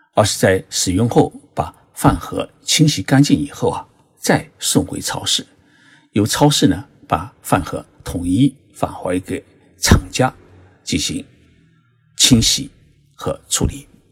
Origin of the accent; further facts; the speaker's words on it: China; now in Japan; 像我们中国人比较喜欢吃的，呃，豆腐乳